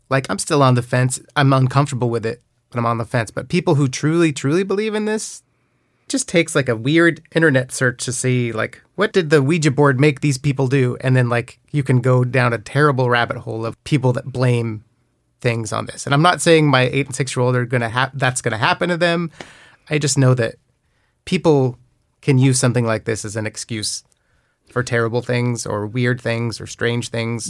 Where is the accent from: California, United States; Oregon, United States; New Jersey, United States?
Oregon, United States; Newberg; I grew up in Oregon, it's a town called Newburgh